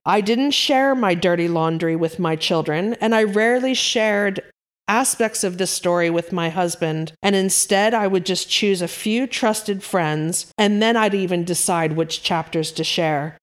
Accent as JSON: {"language": "English", "region": "East Coast of America", "country": "United States", "tie": "born or raised there", "also_born_or_lived": "Yorkshire, England", "moved": "as an adult", "lives_now": "United Kingdom", "said": "Born and raised on the East Coast of America, I planted my roots in the Yorkshire countryside of England about thirty-ish years ago"}